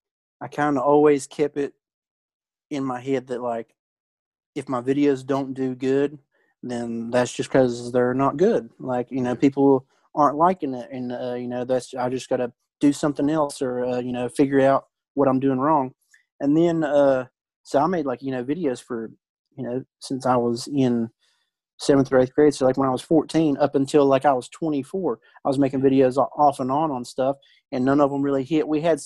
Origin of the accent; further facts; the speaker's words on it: West Virginia, United States; I'm from West Virginia.